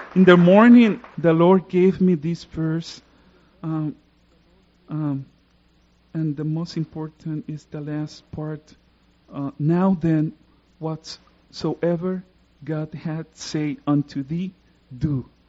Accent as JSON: {"language": "English", "country": "Puerto Rico", "second_language": "English", "said": "I come from Puerto Rico. I live in the south part of Puerto Rico."}